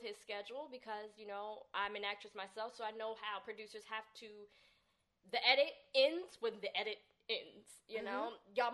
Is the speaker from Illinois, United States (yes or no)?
no; Newark, New Jersey, United States; I'm from Newark.